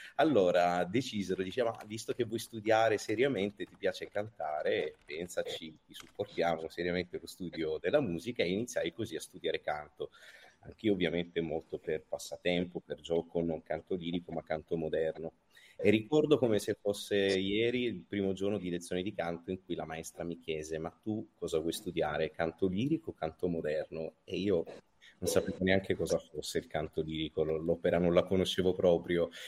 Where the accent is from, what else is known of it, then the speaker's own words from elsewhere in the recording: Calabria, Italy; io sono nato in Calabria, ho studiato al Conservatorio di Vipo Valencia